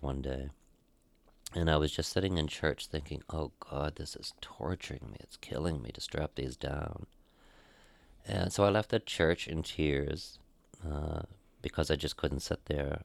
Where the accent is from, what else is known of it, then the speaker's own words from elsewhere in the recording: Caribou, Maine, United States; moved away as an adult; also born or lived in Portland, Maine; going home to my hometown. Out of Portland, Maine, he wanted me to go back to my hometown